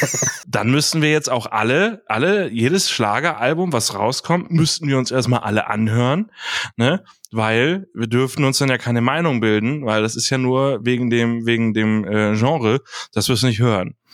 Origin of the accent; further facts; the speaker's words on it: Hamburg, Germany; Ich bin Hamburger